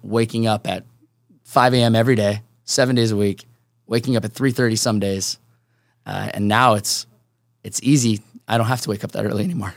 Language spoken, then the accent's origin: English; Seattle, Washington, United States; also born or lived in Chicago; now in San Diego, United States; born and raised in Seattle